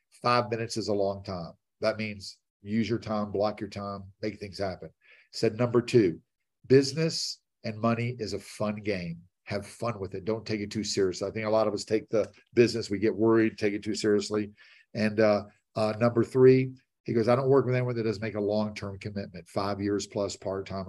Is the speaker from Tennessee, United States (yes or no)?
yes; Nashville, Tennessee, United States; I'm from Nashville